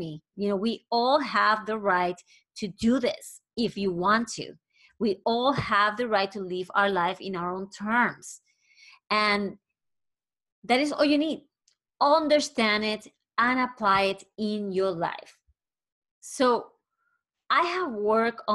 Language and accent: English; Puerto Rico; I am originally from Puerto Rico